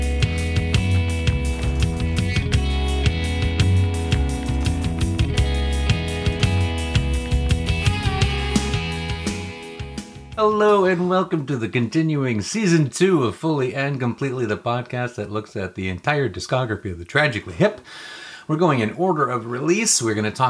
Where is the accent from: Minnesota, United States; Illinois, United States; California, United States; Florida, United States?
Illinois, United States; Chicago; now in Toronto, Canada; I was born in Chicago